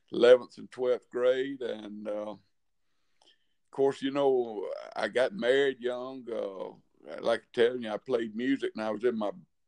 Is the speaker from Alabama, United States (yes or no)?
yes; Tuscaloosa, Alabama, United States; I was born here in Tuscaloosa, Alabama.